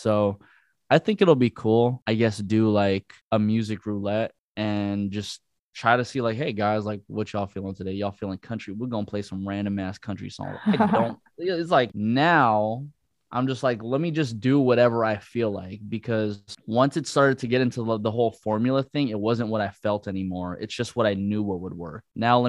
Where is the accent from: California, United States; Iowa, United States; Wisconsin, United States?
California, United States; Bay Area; now in Los Angeles, United States